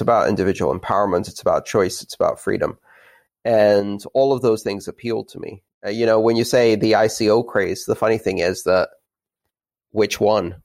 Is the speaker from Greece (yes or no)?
yes; Greece; moved away; my childhood of growing up in Greece